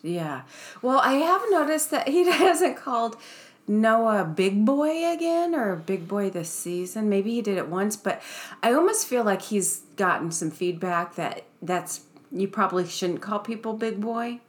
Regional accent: Ohio, United States; now in Seattle, United States; we were growing up in Ohio

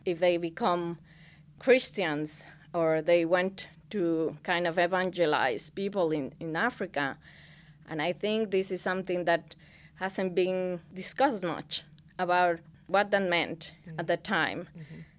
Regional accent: Mexico; now in Finland; I'm Mexican, I'm mestiza woman, I'm Mexican

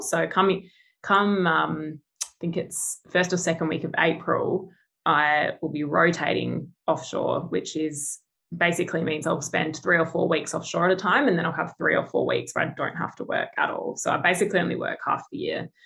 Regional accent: Adelaide, South Australia, Australia; moved away as an adult; now in Perth, Australia; originally from Adelaide. So I grew up in Adelaide um, and then moved over, yeah, three years ago.

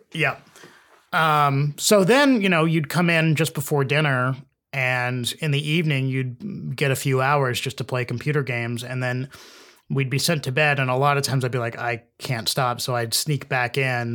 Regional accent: Edmond, Oklahoma, United States; I'm from Oklahoma, um, uh, Edmond, Oklahoma, uh, which is just north of Oklahoma City, and we had um, a two-story house

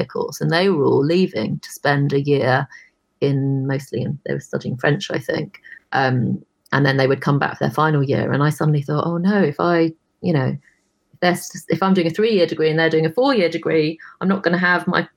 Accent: Brighton, South East England, United Kingdom; moved away; I was born in Brighton, so I went back to Brighton

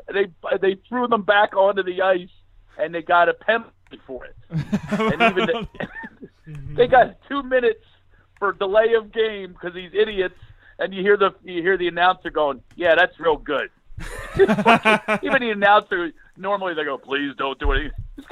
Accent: Philadelphia, Pennsylvania, United States; my hometown of Philly

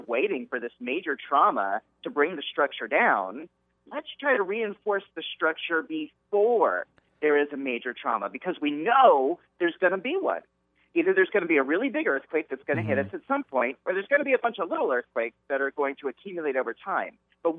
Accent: Southern California, United States; growing up in Southern California.

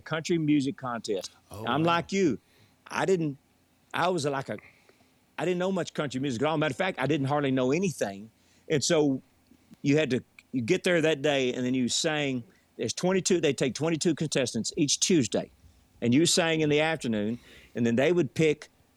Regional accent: Jacksonville, Texas, United States; also born or lived in Longview, Texas; where I grew up in Jacksonville

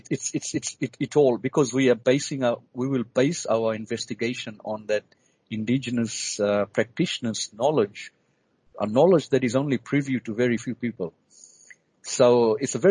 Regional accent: Fiji; now in Australia; I was born and bred in the Pacific, in the Fiji Islands

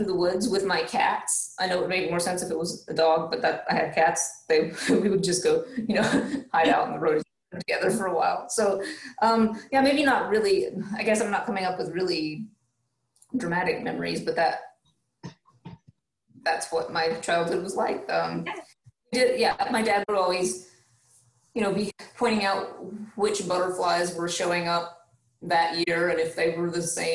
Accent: Franklin, North Carolina, United States; moved away as an adult; also born or lived in Madison County, North Carolina; now in Georgia, United States; I'm originally from Western North Carolina. I grew up in Macon County, Franklin area

